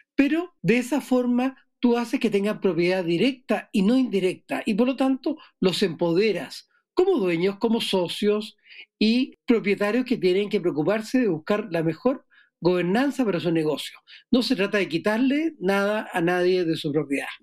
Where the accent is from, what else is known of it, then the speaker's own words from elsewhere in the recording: Chile; soy chileno